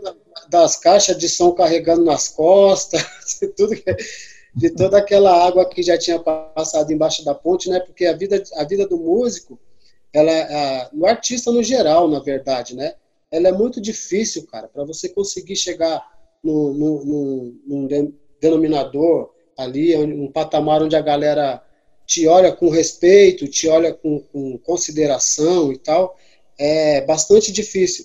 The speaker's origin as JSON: {"language": "Portuguese", "town": "São Sebastião", "region": "São Paulo", "country": "Brazil", "tie": "born or raised there", "moved": "yes", "lives_now": "São Paulo, Brazil", "said": "eu sou natural lá de São Sebastião, né, do litoral norte de São Paulo. E é, em São Paulo, capital, eu tô mais ou menos há uns 18 anos"}